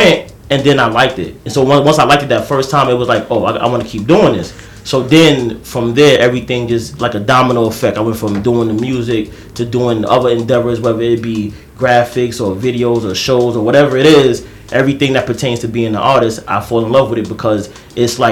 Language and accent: English; New York, United States; also born or lived in Queens, New York; I grew up in Brooklyn and Queens. So it's like, I'm from East New York